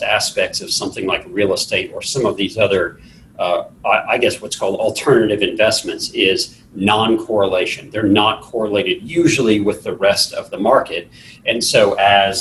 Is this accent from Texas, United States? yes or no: yes; Texas, United States; I'm from Texas